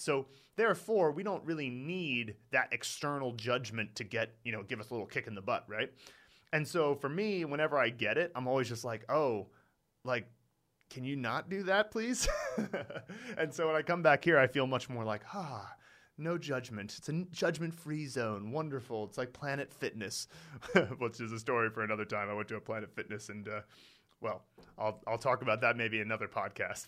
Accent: United States; moved away as an adult; now in China; I'm from America

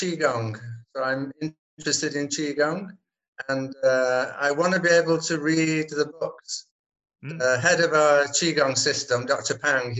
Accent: England, United Kingdom; moved away as an adult; now in Malaysia; We were in England. We come from England

